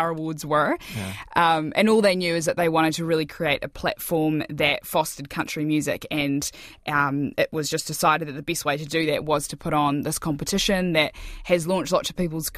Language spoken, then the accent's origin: English; Gore, Southland, New Zealand; I'm from Gore